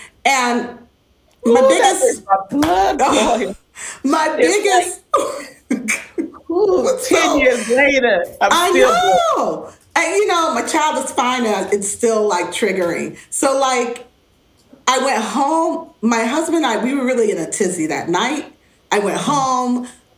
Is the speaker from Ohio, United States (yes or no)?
yes; Cleveland, Ohio, United States; also born or lived in Chicago; I come from Chicago. First I came from Ohio, Cleveland area, and I had lots of family.